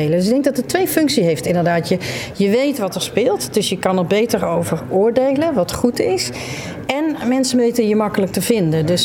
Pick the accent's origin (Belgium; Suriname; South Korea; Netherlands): Netherlands; Nijmegen, Gelderland; ik ben ook geboren en getogen in Gelderland.